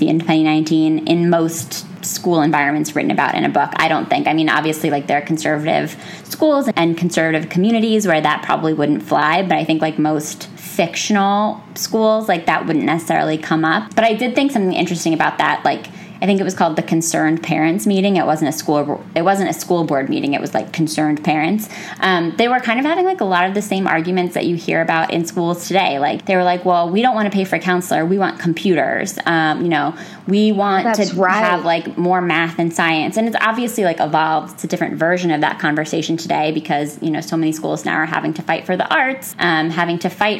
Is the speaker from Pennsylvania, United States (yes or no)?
yes; Pennsylvania, United States; born or raised there